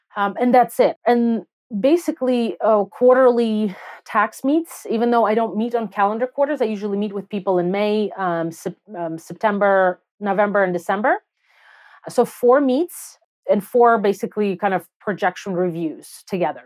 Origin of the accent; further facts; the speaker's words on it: Belarus; English is a second language; moved away as an adult; also born or lived in Soviet Union; now in United States; I grew up in Belarus, and I moved to the U S when I was nineteen.